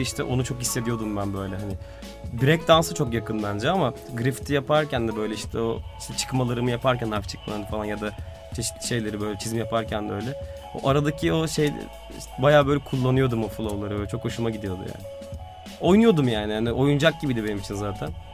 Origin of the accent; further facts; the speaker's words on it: Istanbul, Turkey; Biz Beyoğlu'nda doğduk büyüdük ailecek babamla ben de.